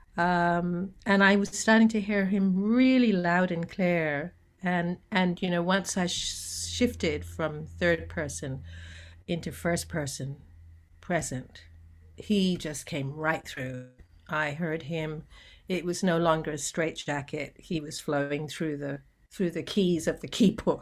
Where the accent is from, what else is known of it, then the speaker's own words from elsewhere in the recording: Canada; moved away as an adult; also born or lived in Jamaica; now in Sydney, Australia; I was born in Jamaica, grew up in Canada, and then I migrated here